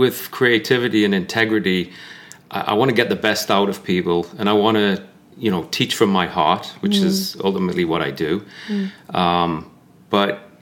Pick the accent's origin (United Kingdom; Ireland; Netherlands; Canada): United Kingdom; Newcastle upon Tyne, North East England; moved away as an adult; now in United States; I was born and raised in Newcastle, just outside Newcastle.